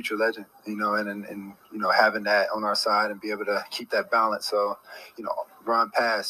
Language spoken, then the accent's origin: English; Georgia, United States; moved away; growing up in Georgia